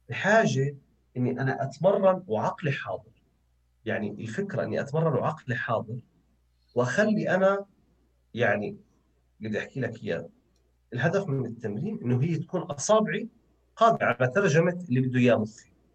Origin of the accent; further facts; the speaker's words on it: Jordan; إحنا كأردنيين